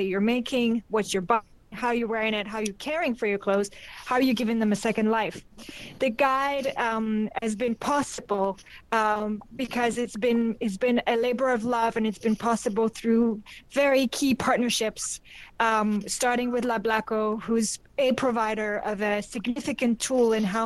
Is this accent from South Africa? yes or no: yes; South Africa; I'm indigenous South African